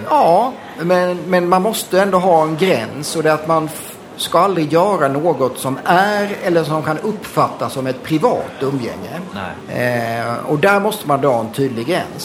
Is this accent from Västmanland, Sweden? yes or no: no; Blekinge, Sweden; moved away as an adult; now in Stockholm, Sweden; kommer jag från Blekinge, eh, från en småstad eh, och eh, flyttade därifrån till Stockholm på 80-talet.